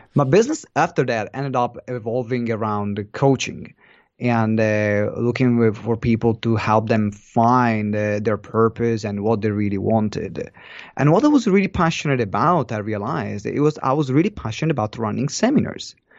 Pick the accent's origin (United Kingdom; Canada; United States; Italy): Italy; Maranello, Emilia-Romagna; moved away; I'm from Italy, and, uh, the city is in Maranello, which is more of a town